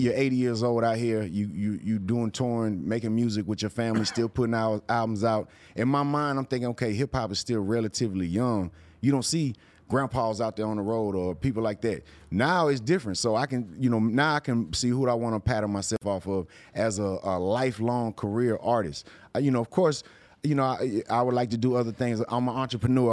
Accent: Houston, Texas, United States; growing up in Houston, it was a screwed up city

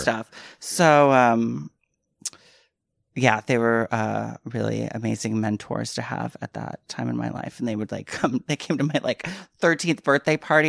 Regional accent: San Francisco Bay Area, California, United States; moved away as an adult; also born or lived in New York; now in Los Angeles, United States; I grew up in the Bay Area.

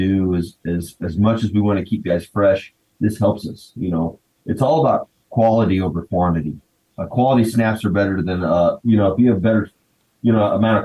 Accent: Wichita, Kansas, United States; I grew up in Wichita

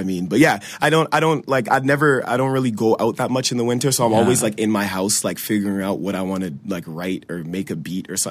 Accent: Ottawa, Ontario, Canada; It's worse in Ottawa because we live in a valley.

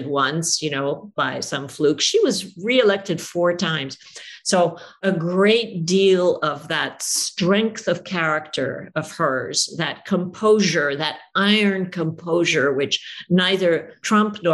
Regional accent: United States; I'm an American author

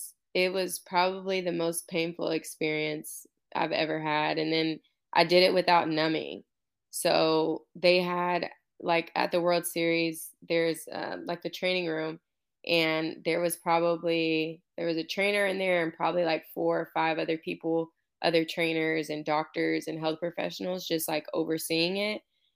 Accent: Houston, Texas, United States; I'm from Houston, but played in Georgia.

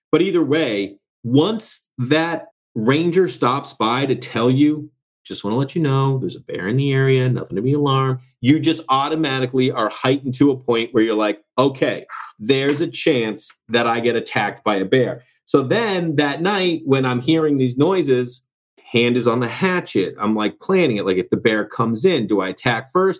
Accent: Massachusetts, United States; I'm from Massachusetts

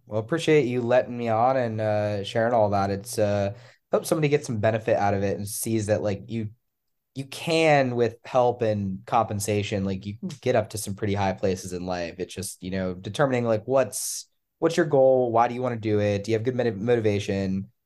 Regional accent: Pennsylvania, United States; now in North Carolina, United States; I'm from Pennsylvania originally

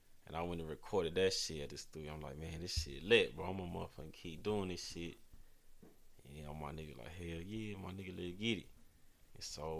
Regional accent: Houston, Texas, United States; now in San Diego, United States; I'm motherfucking from Houston, Texas

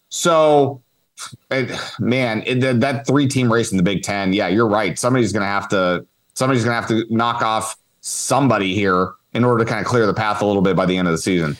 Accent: Northern California, United States; somebody born and raised in Northern California

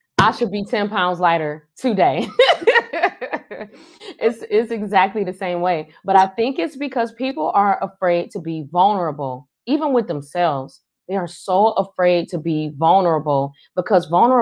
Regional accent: Cleveland, Ohio, United States; I hail from Cleveland, Ohio

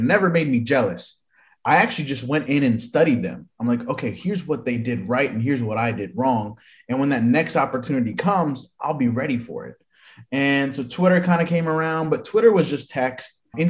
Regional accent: Miami, Florida, United States; I grew up in Miami

